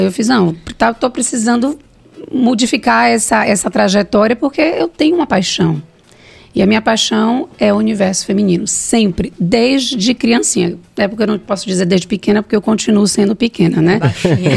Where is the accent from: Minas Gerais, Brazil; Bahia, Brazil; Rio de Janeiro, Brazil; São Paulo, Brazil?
Bahia, Brazil; Salvador; Eu vim do Bonfim, né? Bonfim não, da Cidade Baixa, do Monte Serra, é, fui criada por dois professores